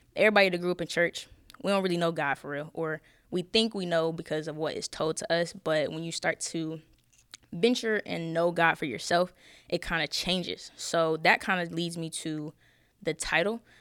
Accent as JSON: {"language": "English", "town": "Charlotte", "region": "North Carolina", "country": "United States", "said": "I'm from Charlotte. I ain't tell y'all that. I'm from Charlotte."}